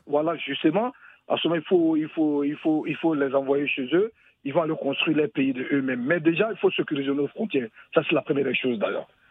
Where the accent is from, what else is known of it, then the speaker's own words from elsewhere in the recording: Côte d’Ivoire; chez nous en Côte d'Ivoire